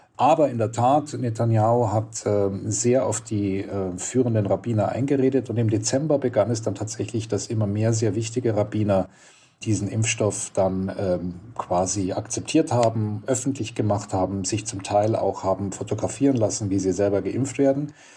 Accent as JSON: {"language": "German", "country": "Germany", "tie": "born or raised there", "moved": "as an adult", "lives_now": "Israel", "said": "Also ich bin kein Israeli, ich bin in Deutschland geboren und groß geworden"}